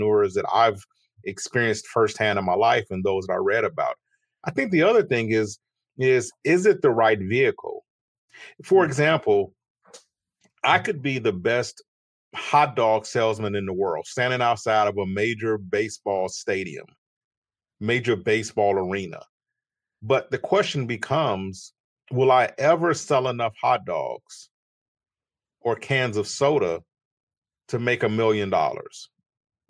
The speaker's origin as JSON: {"language": "English", "town": "Chicago", "region": "Illinois", "country": "United States", "tie": "born or raised there", "said": "I was born in Chicago in the United States, and I grew up to a modest family"}